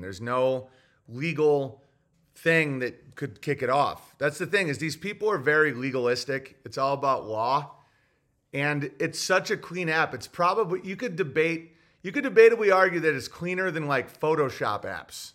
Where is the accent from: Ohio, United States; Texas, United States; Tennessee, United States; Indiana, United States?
Tennessee, United States; Growing up in Tennessee